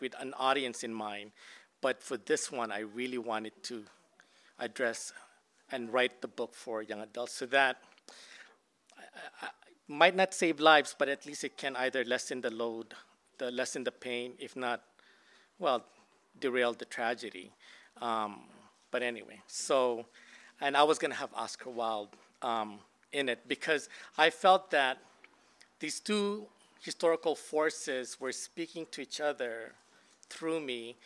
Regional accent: Hawaii, United States; growing up in Hawaii in the early 80s

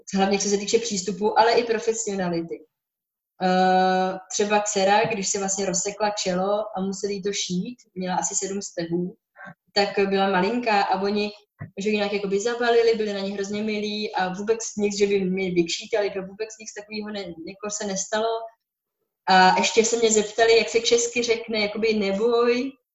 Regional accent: Bohemia, Czechia; u nás v Čechách

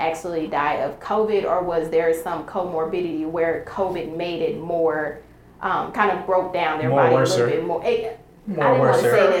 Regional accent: New York, United States; I'm personally from New York

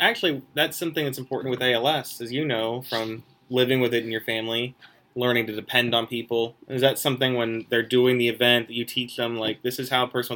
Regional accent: Bridgeport, United States; I'm from Bridgeport.

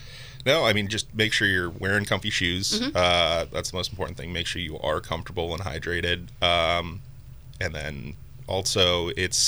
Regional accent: Toronto, Ontario, Canada; moved away as an adult; also born or lived in Northern California; now in California, United States; originally I'm from Toronto, and I came out here back in 2015

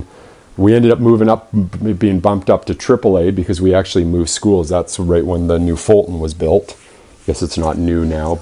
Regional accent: Vernon, British Columbia, Canada; also born or lived in Kamloops, British Columbia; I grew up in Vernon.

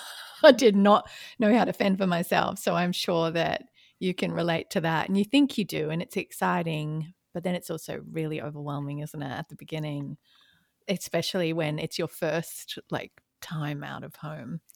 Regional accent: Australia; also born or lived in London / California; now in Atlanta, United States; Now I'm an Aussie in Atlanta, Georgia, U S A.

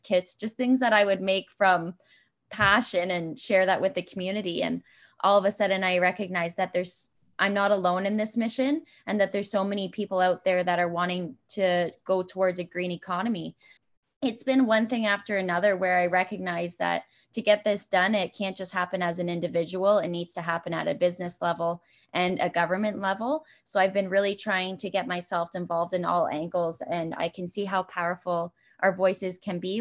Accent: Brantford, Ontario, Canada; moved away as an adult; I knew I was heading back to Brantford, and I didn't know where I'd fit in to move back from my hometown.

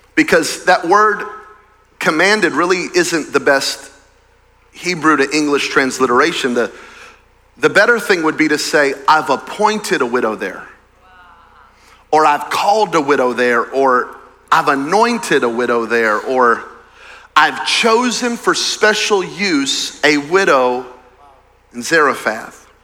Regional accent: Belen, New Mexico, United States; moved away; I'm from Belen, New Mexico. Belen, Belen, Belen, Belen. There are more people on this campus right now, just this one, than in my hometown.

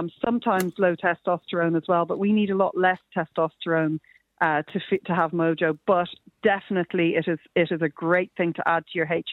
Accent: Ireland; we're Irish

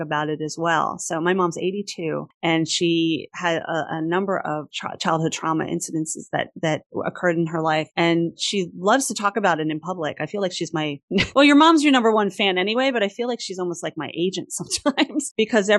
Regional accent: New York, United States; I'm a New Yorker

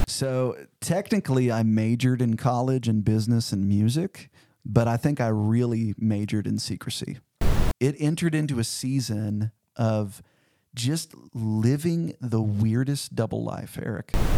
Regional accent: Cedar Hill, Missouri, United States; now in Fayetteville, United States; I grew up about four forty-five miles south of Saint Louis in a little town called Cedar Hill, Missouri

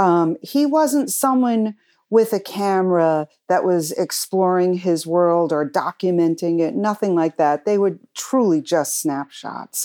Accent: Cranston, Rhode Island, United States; I grew up in Cranston, Rhode Island

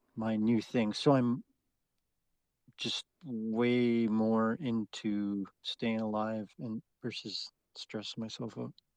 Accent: Canada; as a Canadian

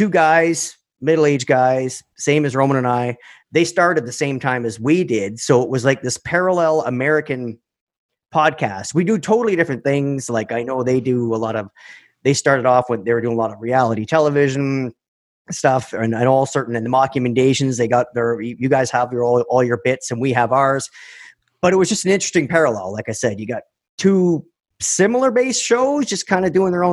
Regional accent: Canada; We're Canadian

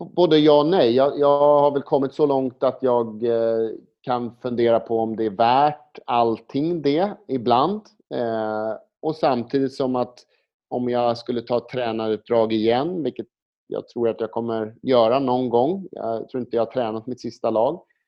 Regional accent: Sweden; now in Spain; komma som svensk till Spanien

